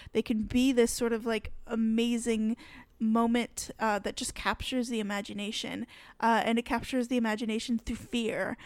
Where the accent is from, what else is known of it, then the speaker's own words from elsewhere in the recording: Michigan, United States; I grew up in Michigan, I grew up in forests